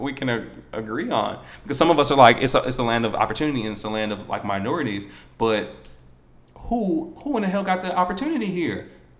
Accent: Baltimore, Maryland, United States; moved away as an adult; also born or lived in Atlanta; I'm from Baltimore and it's a predominantly black city. So I was always around blackness.

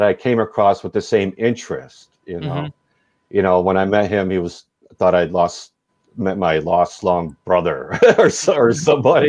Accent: DuPage County, near Chicago, Illinois, United States; I grew up just out of Chicago in DuPage County

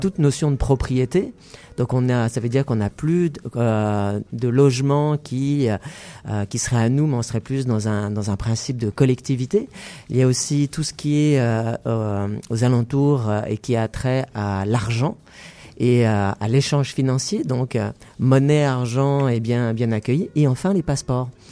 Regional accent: Paris, Île-de-France, France; moved away as an adult; now in Montreal, Canada; je suis natif de Paris

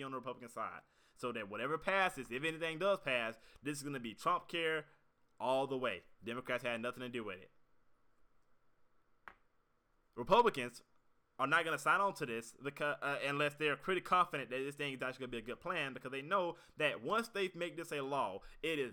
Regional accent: United States; as an American

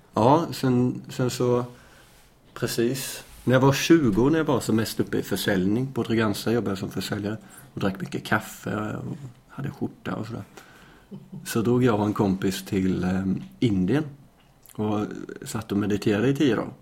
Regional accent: Småland, Sweden; moved away as an adult; also born or lived in Lund, Sweden; now in Malmö, Sweden; jag är uppväxt på landet i Småland

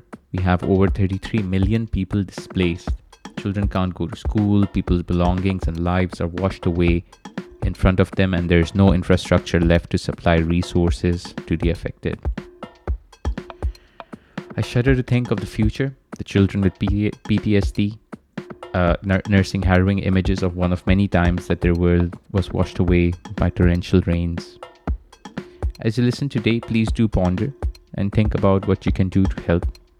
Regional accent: Pakistan; My home country of Pakistan

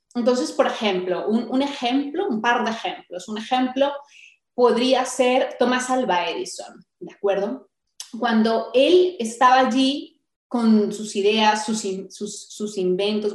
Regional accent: Colombia; moved away as an adult; yo soy colombiana

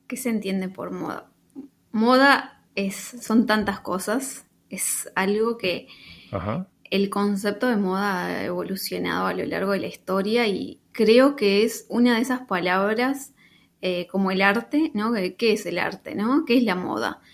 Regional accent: Paysandú, Uruguay; moved away as an adult; also born or lived in Spain / Mexico / Peru; now in New York, United States; Yo soy de Paysandú, en realidad soy sanducera.

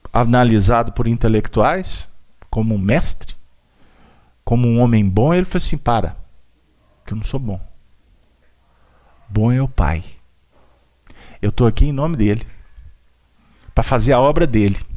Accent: Belo Horizonte, Minas Gerais, Brazil; Eu sou um andarilho que vim de Belo Horizonte, atravessei o mundo para chegar aqui para tentar falar de Jesus.

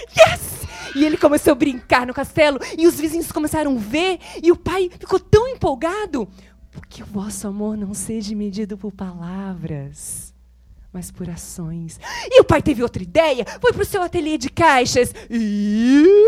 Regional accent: São José do Rio Preto, São Paulo, Brazil; Eu sou de São José do Rio Preto, interior de São Paulo

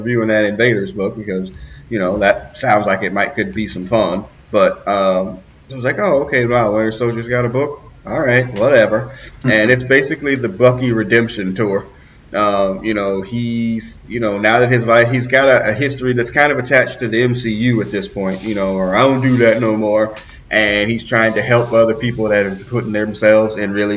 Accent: Midwest, United States; all three of us being Midwestern people

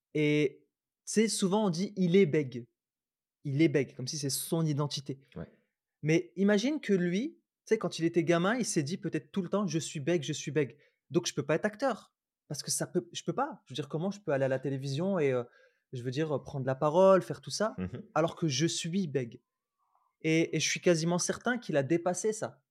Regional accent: Roubaix, Hauts-de-France, France; je suis pas que roubaisien parce que j'ai grandi à Roubaix.

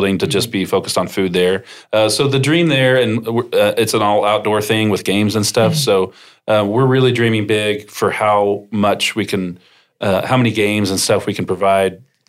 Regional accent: Norman, Oklahoma, United States; I grew up in Norman, went to public school here, loved the schools

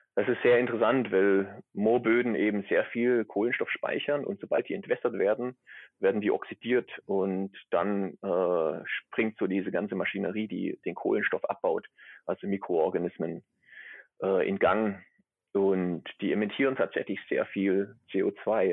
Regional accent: near Stuttgart, Baden-Württemberg, Germany; accent: Swabian; moved away as an adult; also born or lived in Gießen; now in Neumayer Station III, Antarctica; ich bin aus der Nähe von Stuttgart, das hört man wahrscheinlich auch, auch ab und zu. Ne, ganz los bin ich den schwäbischen Dialekt nicht, nicht geworden.

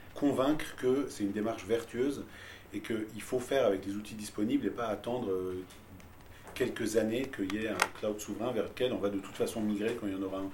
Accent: Tehran, Tehran Province, Iran; now in France; j'ai grandi à Téhéran

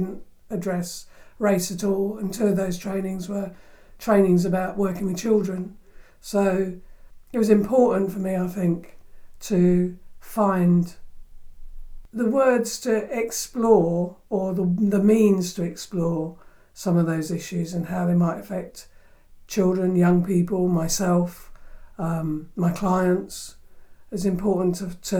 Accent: United Kingdom; a black person growing up in Britain

